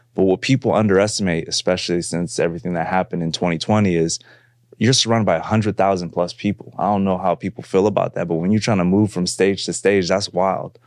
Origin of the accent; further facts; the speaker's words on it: San Francisco, California, United States; I grew up in, uh, the Bay Area. I'm from San Francisco, California.